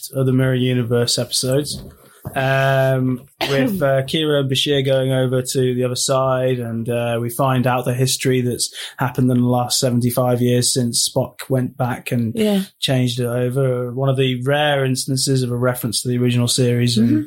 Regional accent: United Kingdom; me as a British man

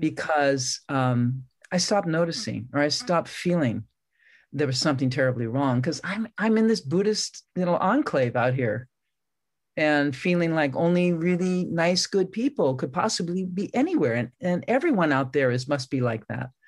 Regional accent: San Francisco, California, United States; I grew up in San Francisco

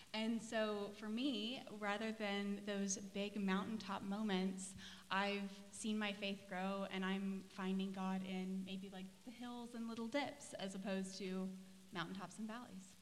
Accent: Gore, Oklahoma, United States; now in Tulsa, United States; I grew up in Gore, Oklahoma. I've been in Tulsa since 2016

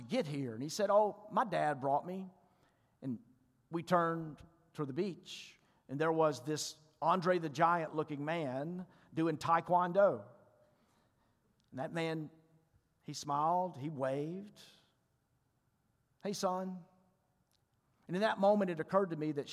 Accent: Mississippi, United States; I told him I was from Mississippi and he told me that I talk funny

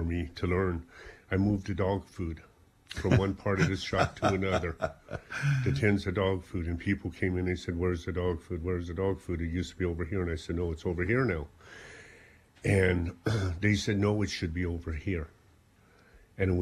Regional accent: South Africa; moved away as an adult; now in Ireland; I came from South Africa.

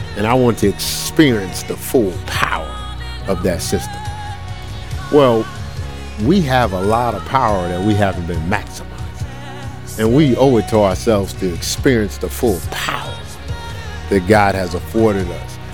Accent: Newark, New Jersey, United States; I'm from Newark

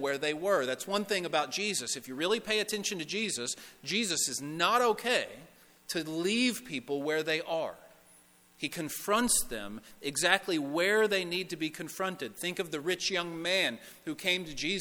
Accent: Owensboro, Kentucky, United States; moved away as an adult; also born or lived in Lexington; I'm from Owensboro. I received this call to be the youth minister at the church where I grew up.

